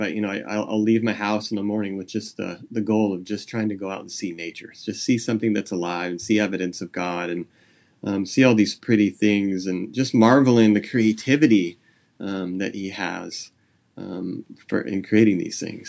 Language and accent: English; San Jose, California, United States; now in Nipomo, United States; I grew up in San Jose Bay Area